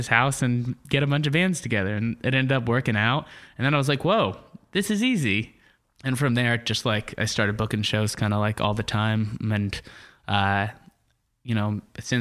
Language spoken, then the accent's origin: English; Pennsylvania, United States; moved away as an adult; also born or lived in State College, Pennsylvania; now in Portland, United States; I grew up in Pennsylvania